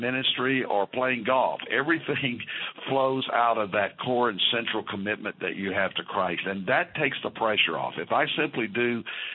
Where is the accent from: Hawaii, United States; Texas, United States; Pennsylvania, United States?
Texas, United States; Fort Worth; also born or lived in Arkansas; the 60s I spent in the great Fort Worth, Texas, that I call my hometown